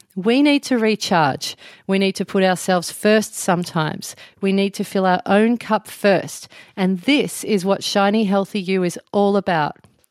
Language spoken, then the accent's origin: English; Melbourne, Victoria, Australia; moved away as an adult; also born or lived in Byron Bay area, New South Wales; now in near Byron Bay, Australia; I'm originally from Melbourne and now I live in a little town near Byron Bay.